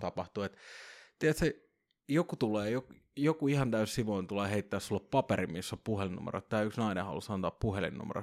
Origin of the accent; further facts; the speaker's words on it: Vantaa, Uusimaa, Finland; mä oon Korsasta